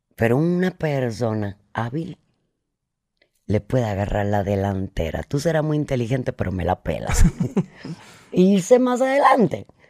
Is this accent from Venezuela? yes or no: no; Cuba; moved away; mientras estuve en Cuba